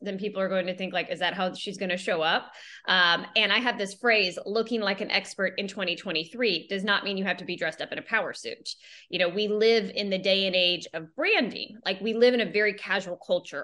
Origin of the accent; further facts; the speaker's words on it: Jacksonville, Florida, United States; I come from Jacksonville, Florida